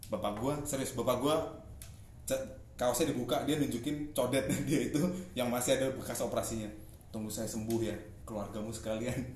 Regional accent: Semarang, Central Java, Indonesia; karena gue asli anak Semarang

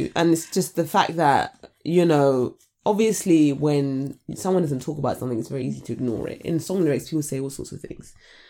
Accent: London, United Kingdom; being born and raised in Southeast London

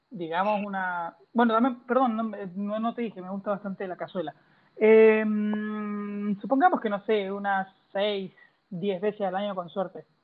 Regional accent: Argentina; moved away as an adult; now in Chile; No, soy argentino, pero llevo años en Chile, ya voy a cumplir ocho años.

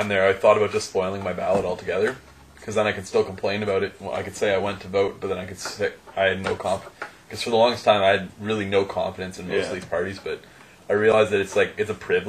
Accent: Canada; for me as a Canadian

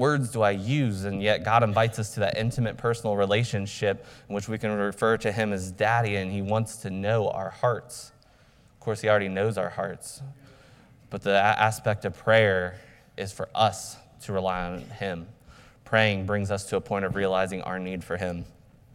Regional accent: United States; as American believers

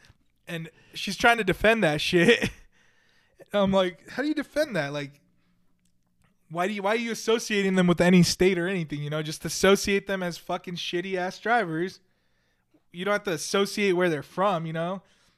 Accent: California, United States; born there; But I was born in California, right? So I'm considered a Californian by birth.

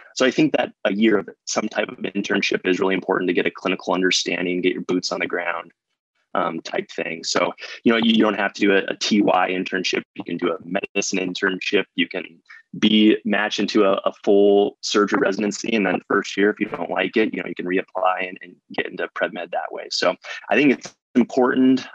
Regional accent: Arizona, United States; moved away as an adult; also born or lived in Chicago / New York; I'm originally from Arizona

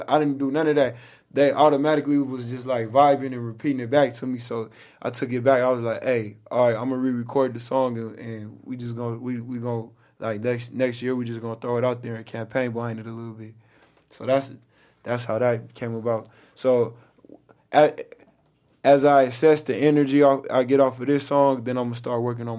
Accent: Los Angeles, California, United States; I was born and raised out here. I was born on Kaiser, on Cadillac in Venice.

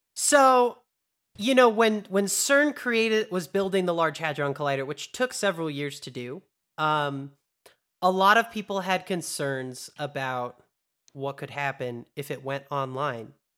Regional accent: United States; American too

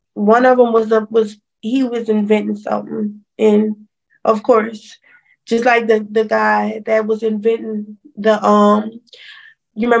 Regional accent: Louisiana, United States; we're from Louisiana

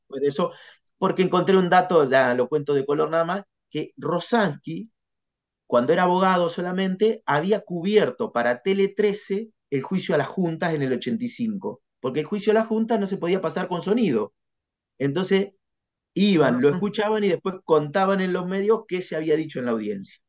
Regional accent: Casbas, Buenos Aires Province, Argentina; moved away as an adult; also born or lived in La Plata; yo nací en, en Casbas, que es en, el partido de Guaminí

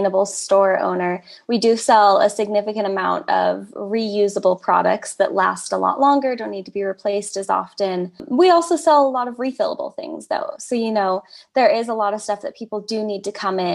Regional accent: United States; moved away as an adult; also born or lived in California / Oregon; now in South Dakota, United States; I grew up in California and Oregon, which are very progressive

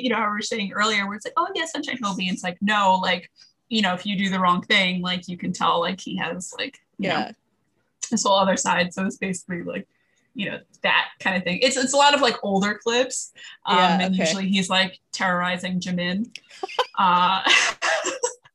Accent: New Jersey, United States; I'm from Jersey and like the whole band is from Jersey

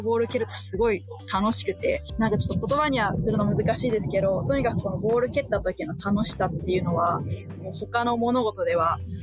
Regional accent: Soka, Saitama, Japan; 私の出身が埼玉県の草加市

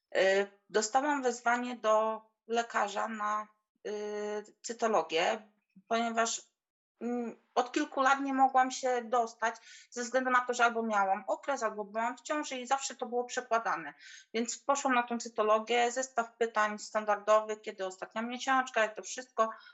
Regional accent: Poland; moved away as an adult; now in England; w Polsce pochodzę z małej, z małej wioski

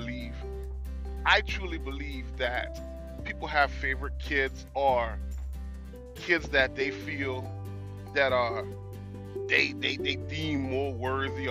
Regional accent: Hollywood, South Carolina, United States; I grew up in South Carolina, down in a place called Edisto's, Hollywood, South Carolina.

